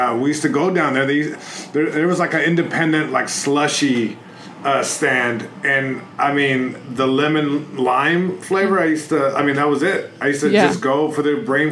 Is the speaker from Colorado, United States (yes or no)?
no; Long Beach, California, United States; first language Spanish; English is a second language; I grew up in Long Beach, born and raised